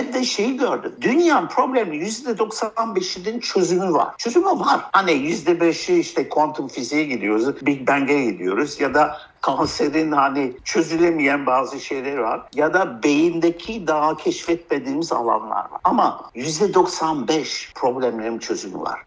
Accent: France; also born or lived in United States / United Kingdom; now in Turkey; Amerika'da doğdum, Fransa'da büyüdüm, İngiltere'de iktisat, anayasa, politika okudum.

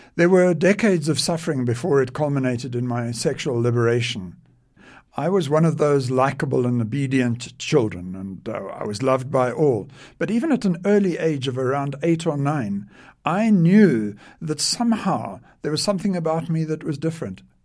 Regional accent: South Africa; I was born in South Africa

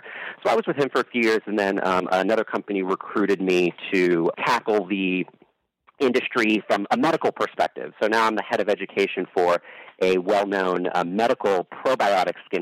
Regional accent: San Francisco Bay Area, California, United States; I grew up in the San Francisco Bay Area

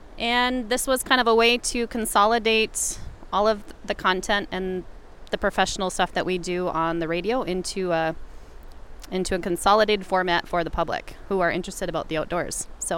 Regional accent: Grand Marais, Minnesota, United States; I grew up in Grand Marais in Cook County, and I was exposed to the outdoors at a very early age.

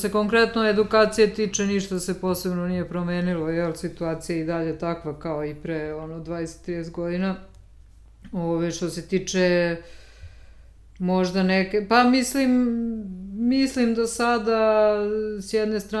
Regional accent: Apatin, Vojvodina, Serbia; moved away as an adult; now in Belgrade, Serbia; dolazim iz Apatina i onda kao sama ta i završila sam gimnaziju

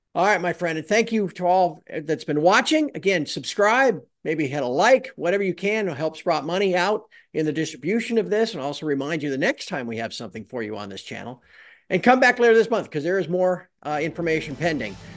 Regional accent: United States; I'm American

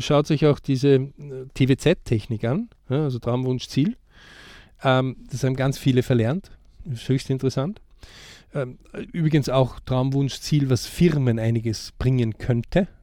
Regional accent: Austria; bei uns in Österreich

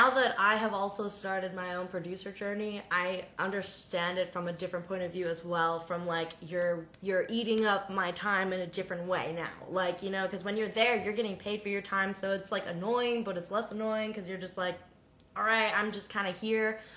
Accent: New England, United States; grew up in New England

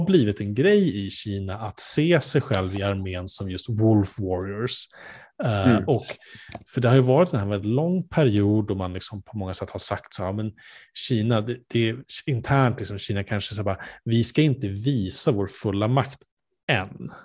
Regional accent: Sweden; vi som svenskar

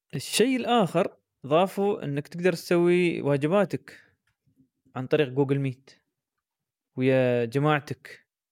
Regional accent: United Arab Emirates; عندنا في الامارات

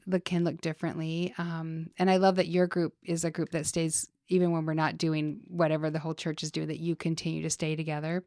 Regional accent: Salt Lake City, Utah, United States; moved away as an adult; now in Las Vegas, United States; growing up in Utah

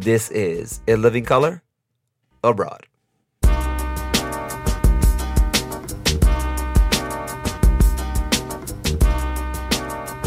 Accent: New York City, New York, United States; moved away as an adult; now in Costa Rica; I'm also from Brooklyn as well, but not from Flatbush. I'm more of the East New York, Cypress Hills area

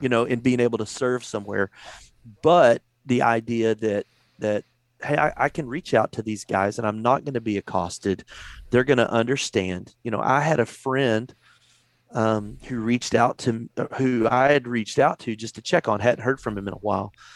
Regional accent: Texas, United States; also born or lived in Virginia / North Carolina; I, I grew up here in Texas

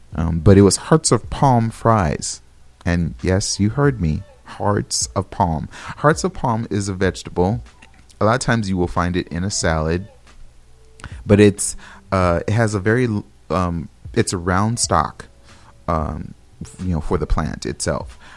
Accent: California, United States; moved away; I'm from California

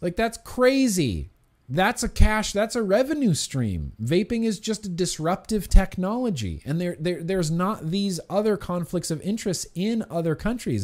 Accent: California, United States; I'm from California

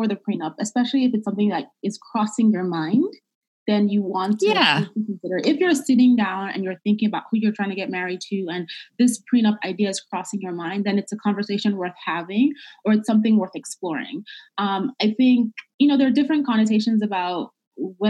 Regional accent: Nigeria; moved away; I'm originally from Nigeria

